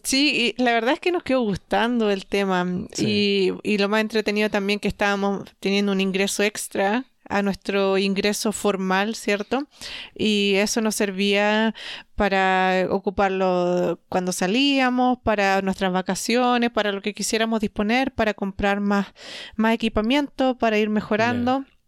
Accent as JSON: {"language": "Spanish", "country": "Chile", "said": "nosotros somos de Latinoamérica, de Chile"}